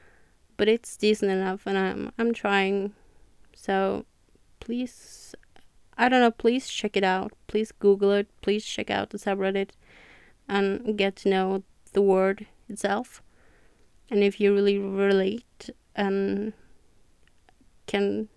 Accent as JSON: {"language": "English", "country": "Norway", "second_language": "English", "said": "I'm from Norway"}